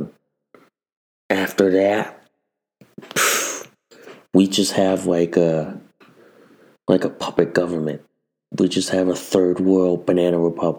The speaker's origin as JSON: {"language": "English", "country": "United States", "said": "as an American citizen"}